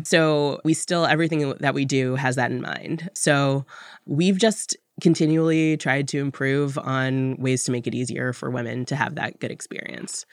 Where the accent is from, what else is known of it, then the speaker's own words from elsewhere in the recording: Washington, District of Columbia, United States; also born or lived in Tallahassee, Florida; now in New York, United States; I was born in Tallahassee, Florida, and moved up to Washington, D C as a toddler, but for all intents and purposes, from D C